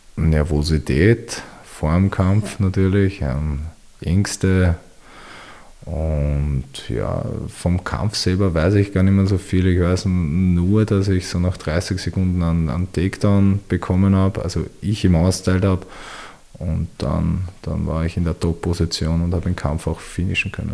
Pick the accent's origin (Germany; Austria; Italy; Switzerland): Austria; Wiener Neustadt, Lower Austria; ich komme aus Wiener Neustadt